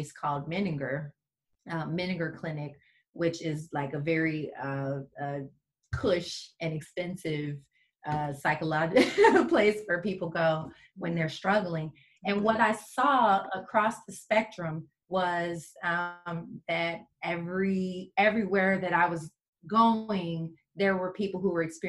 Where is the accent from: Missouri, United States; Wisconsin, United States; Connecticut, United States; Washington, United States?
Missouri, United States; St. Louis; moved away as an adult; also born or lived in New Orleans, Louisiana; now in Houston, United States; I'm from St. Louis, Missouri, originally